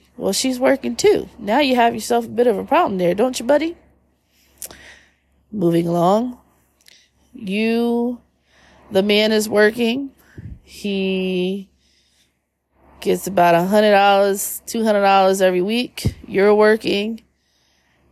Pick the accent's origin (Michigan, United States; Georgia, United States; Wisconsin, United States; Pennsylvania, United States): Pennsylvania, United States; Philadelphia; we're from Philly